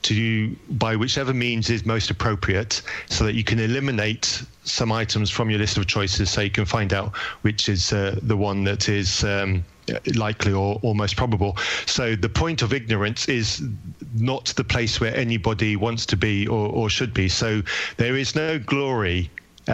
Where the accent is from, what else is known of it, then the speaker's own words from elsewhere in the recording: England, United Kingdom; I'm English